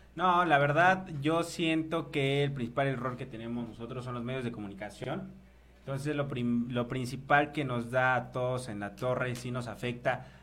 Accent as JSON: {"language": "Spanish", "country": "Mexico", "said": "lo que estamos generando como mexicanos"}